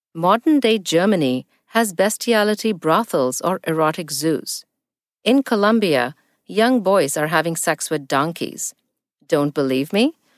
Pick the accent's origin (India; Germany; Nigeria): India; New Delhi, Delhi; now in United States; I live in the U S, but was born and raised in New Delhi, India